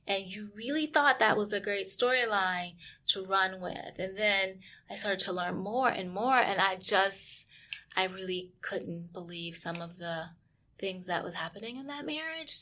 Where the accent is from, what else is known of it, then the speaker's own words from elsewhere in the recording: outskirts of Charleston, South Carolina, United States; also born or lived in Baltimore, Maryland; I was born in Baltimore, grew up on the outskirts of Charleston, South Carolina, in a really small town